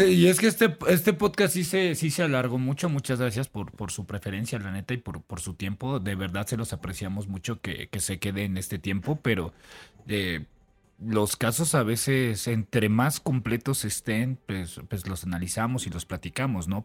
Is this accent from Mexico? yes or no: yes; Mexico; como mexicano